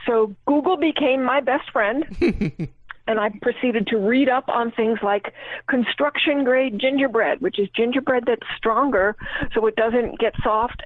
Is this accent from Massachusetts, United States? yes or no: no; Asheville, North Carolina, United States; I'm from Asheville, North Carolina.